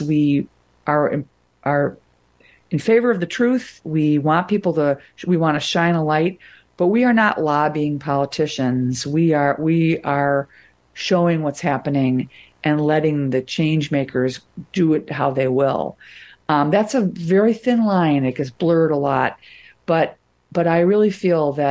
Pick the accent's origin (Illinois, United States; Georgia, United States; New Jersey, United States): Illinois, United States; Wilmette; moved away; I'm from Wilmette.